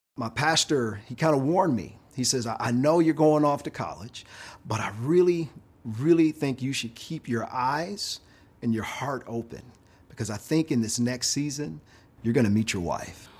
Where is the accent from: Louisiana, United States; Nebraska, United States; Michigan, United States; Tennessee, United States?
Michigan, United States; Detroit; I'm from inner city Detroit